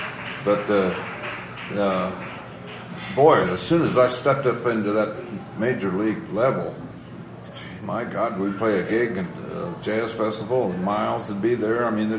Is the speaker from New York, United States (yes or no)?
no; Indianapolis, Indiana, United States; moved away as an adult; also born or lived in North Texas; Yeah, I'm from Indianapolis.